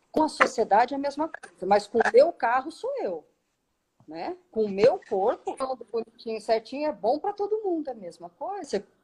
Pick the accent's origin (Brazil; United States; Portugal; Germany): Germany; Eu sou alemão, mas enfim.